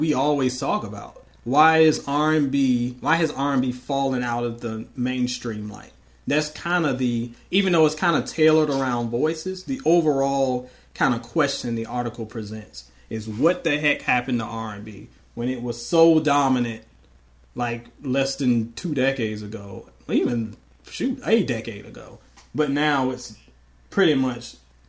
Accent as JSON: {"language": "English", "town": "Portsmouth", "region": "Virginia", "country": "United States", "tie": "born or raised there", "also_born_or_lived": "Louisville, Kentucky", "moved": "yes", "said": "I am from Virginia. I am from the hometown of …"}